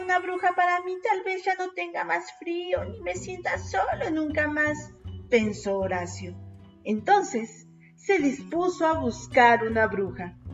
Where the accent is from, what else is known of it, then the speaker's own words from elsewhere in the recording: Pachuca, Hidalgo, Mexico; soy de Pachuca, Hidalgo, México, docente de primaria